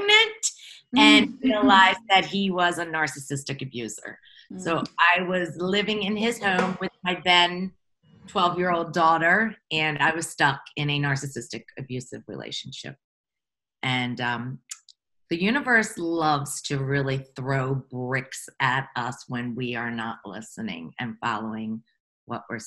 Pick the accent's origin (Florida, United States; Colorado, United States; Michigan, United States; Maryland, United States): Maryland, United States; Baltimore; I come from Baltimore, Maryland.